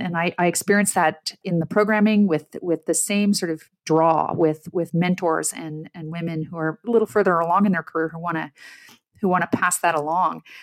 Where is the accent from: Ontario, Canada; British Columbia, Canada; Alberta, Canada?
Ontario, Canada; Ottawa; I'm Canadian-born. I, I grew up in the middle class. I grew up in Ottawa